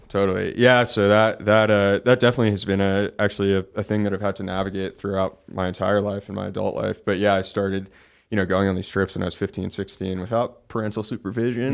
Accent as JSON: {"language": "English", "town": "Oakland", "region": "California", "country": "United States", "tie": "born or raised there", "said": "I grew up in Oakland, California, so a pretty big, you know, city."}